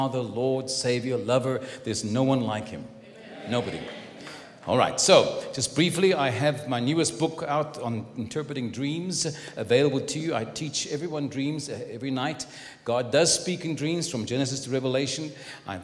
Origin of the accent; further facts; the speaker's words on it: Cape Town, Western Cape, South Africa; now in San Antonio, United States; I live in San Antonio, Texas. I was born in Cape Town